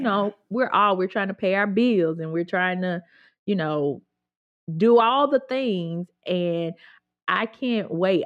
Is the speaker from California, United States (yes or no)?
no; Grenada, Mississippi, United States; I grew up in Grenada, which is technically not the Delta